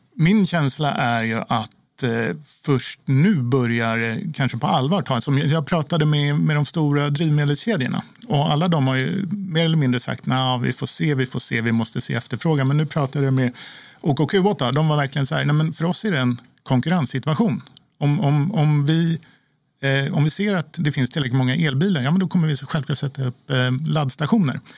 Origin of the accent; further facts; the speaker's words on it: Sweden; som svensk